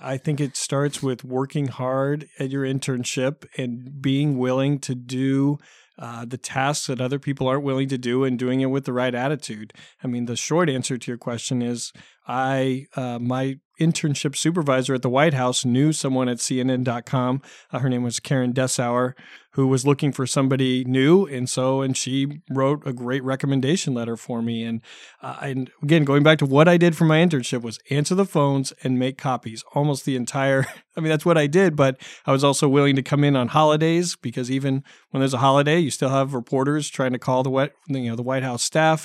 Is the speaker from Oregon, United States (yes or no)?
yes; Dallas, Oregon, United States; moved away as an adult; also born or lived in Concord, California / Orange County, California; I grew up in a small town, uh, west of Salem, a town called Dallas.